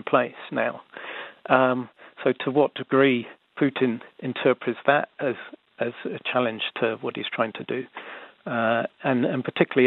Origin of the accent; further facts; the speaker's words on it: London, United Kingdom; now in New Zealand; I grew up in London in the 1980s